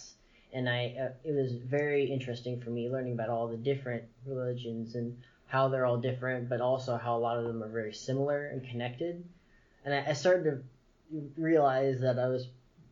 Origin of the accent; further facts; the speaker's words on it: Cedar Rapids, Iowa, United States; I grew up in Cedar Rapids, Iowa